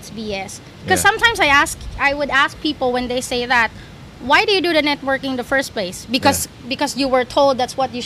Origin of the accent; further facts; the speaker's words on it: Philippines; moved away as an adult; now in Singapore; I'm Filipino